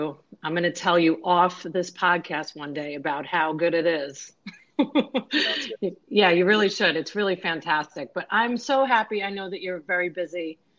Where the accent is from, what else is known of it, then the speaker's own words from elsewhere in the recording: East Rockaway, New York, United States; moved away as an adult; now in Tampa Bay, United States; I grew up in East Rockaway.